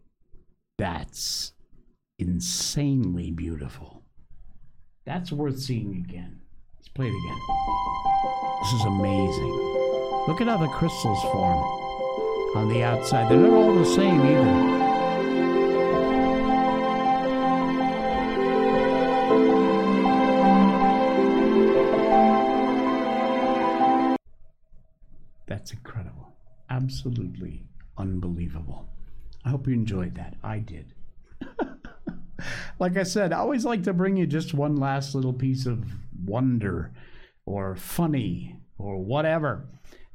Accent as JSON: {"language": "English", "region": "Connecticut", "country": "United States", "tie": "born or raised there", "moved": "yes", "said": "back in my home state in Connecticut"}